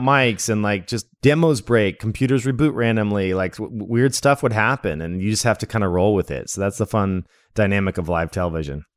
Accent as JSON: {"language": "English", "town": "Las Vegas", "region": "Nevada", "country": "United States", "tie": "born or raised there", "also_born_or_lived": "Redding, California / Salem, Oregon", "moved": "as an adult", "lives_now": "Portland, United States", "said": "I was born in Redding, California, but I don't remember it. And then I remember living in Oregon for a bit, which is where I am now in Portland. But we were living in a, a little town called Salem. And then when I was in second grade, we moved out to Las Vegas"}